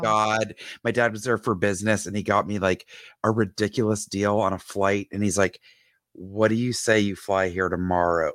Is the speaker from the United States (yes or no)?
yes; Georgia, United States; moved away as an adult; None of my family is in Georgia anymore